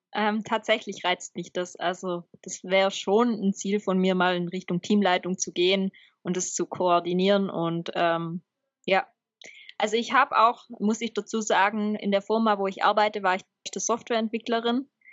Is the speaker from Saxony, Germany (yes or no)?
no; Swabia, Baden-Württemberg, Germany; als Schwabe